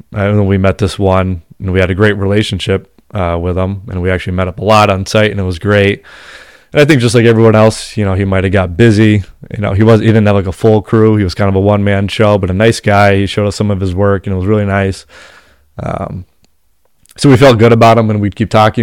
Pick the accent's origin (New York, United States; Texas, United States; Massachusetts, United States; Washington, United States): Massachusetts, United States; We're from Massachusetts